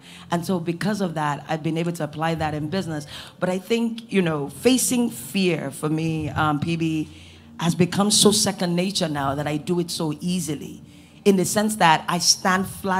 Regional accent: United States; I think one of the biggest things for me was not growing up in Nigeria, right?

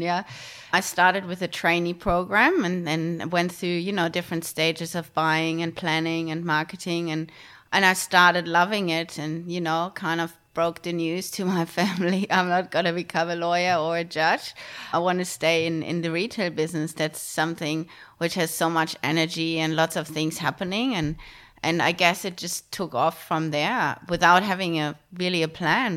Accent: Germany; moved away as an adult; now in Australia; I grew up in Germany.

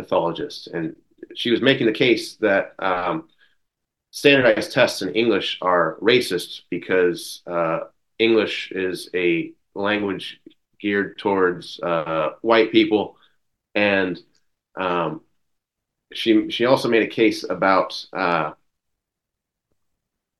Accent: small town Oregon, United States; an American from small town Oregon

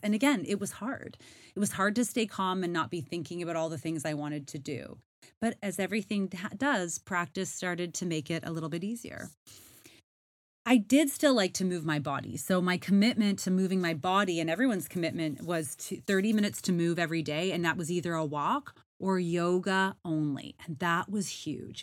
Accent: Canada; moved away; I am Canadian and I was in Canada for the summer.

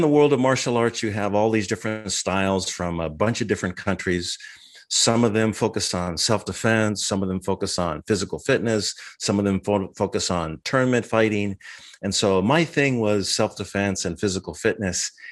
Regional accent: Minnesota, United States; moved away as an adult; now in San Diego, United States; I was, uh, born and raised in Minnesota.

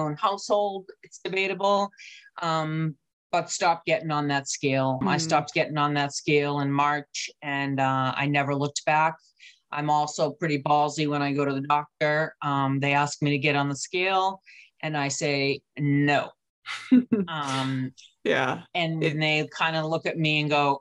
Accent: New England, United States; I'm from New England

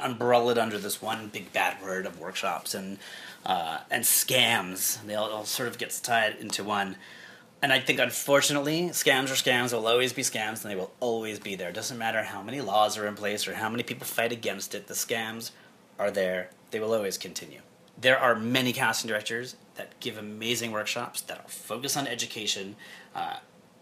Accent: New York, United States; I'm from New York

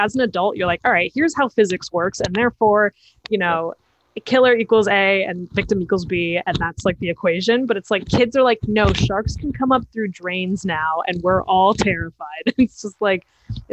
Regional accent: New York City, New York, United States; I'm from Manhattan

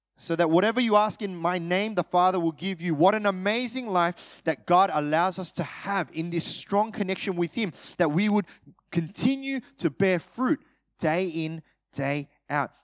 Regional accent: Australia; My parents are Korean. Uh, I'm, I'm Australian

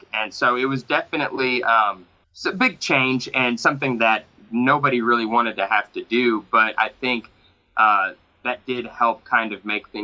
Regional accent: Knoxville, Tennessee, United States; I grew up in Knoxville on a road called Fox Lonis Road.

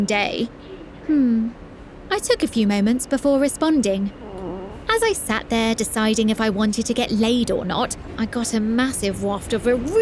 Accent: United Kingdom; now in United States; I am British

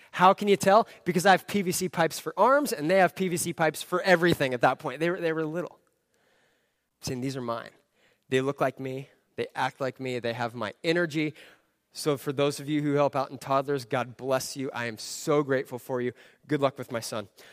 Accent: Southern California, United States; I grew up in Southern California.

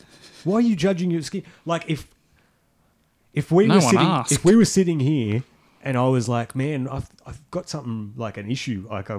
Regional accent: Australia; I'm Australian.

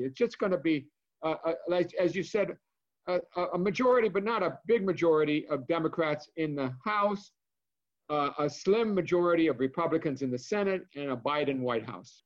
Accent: Cleveland, Ohio, United States; Ohio, my home state, I'm from Cleveland, Ohio

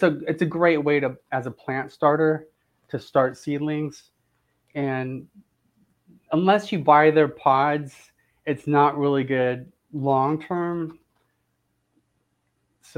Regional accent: Southern California, United States; now in Florida, United States; I grew up in Southern California, and you know, I just loved gardening growing up there. And then when I moved to Florida

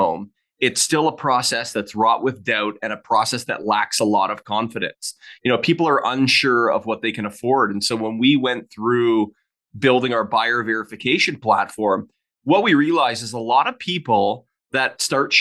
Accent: Hamilton, Ontario, Canada; moved away as an adult; also born or lived in Orlando, Florida / Calgary; I was originally from Ontario, from Hamilton, Ontario

